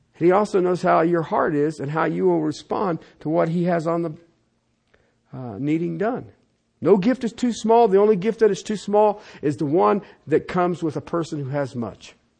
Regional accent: United States; I was born in the United States

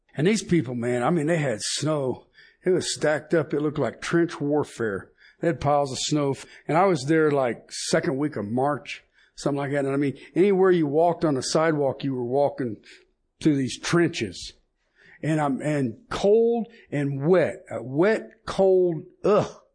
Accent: United States; me being an American

